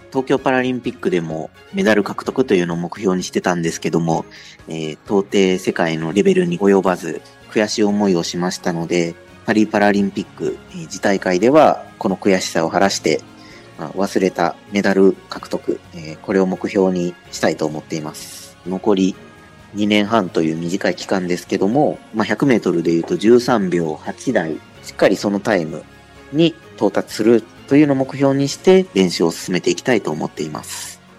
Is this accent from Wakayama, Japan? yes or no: yes; Arida, Wakayama, Japan; born or raised there; moved away as an adult; now in Okayama, Japan